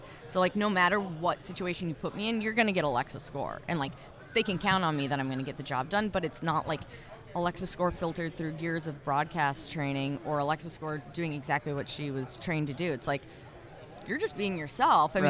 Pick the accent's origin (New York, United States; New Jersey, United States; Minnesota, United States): Minnesota, United States; also born or lived in Orlando; I was growing up in Minnesota